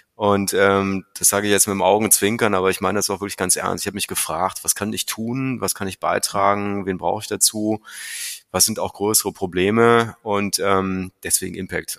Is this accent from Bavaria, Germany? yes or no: no; North Rhine-Westphalia, Germany; moved away; also born or lived in Meerbusch / Asia; ich bin, wie du sagst, im schönen Rheinland groß geworden, in einem Dorf